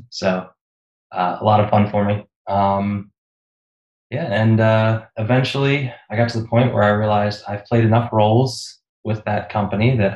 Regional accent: Philadelphia, Pennsylvania, United States; I grew up uh, in the suburbs of Philadelphia, uh, Pennsylvania.

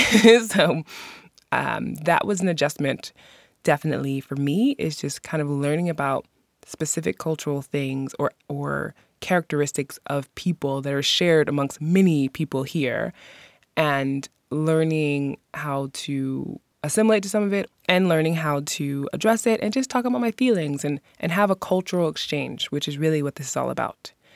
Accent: New York City, New York, United States; moved away as an adult; now in Iceland; I was born and raised in New York City

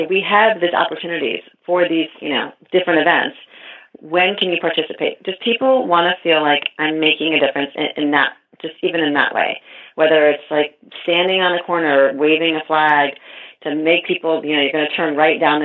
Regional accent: Newtown, Connecticut, United States; moved away; also born or lived in Napa Valley; I'm from Newtown, Connecticut

